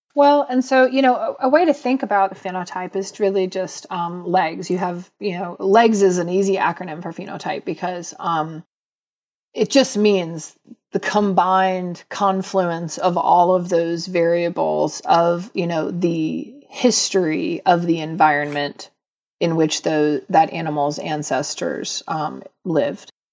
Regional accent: Atlanta, Georgia, United States; I grew up in Atlanta in the seventies and eighties

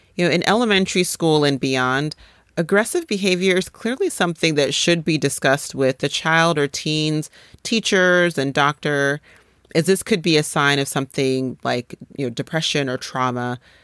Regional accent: Boulder, Colorado, United States; also born or lived in Nigeria; we moved from Nigeria to Boulder, Colorado when I was five years old.

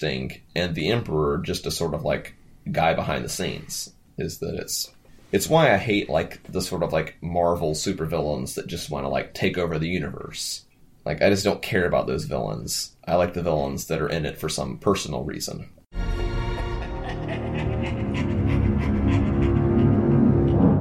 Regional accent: United States; my life as an American in 2017

